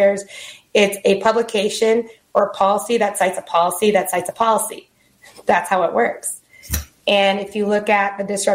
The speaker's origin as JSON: {"language": "English", "town": "Alvin", "region": "Texas", "country": "United States", "tie": "born or raised there", "said": "I grew up in Houston, Texas, or right outside in a little place called Alvin, Texas, home of Nolan Ryan"}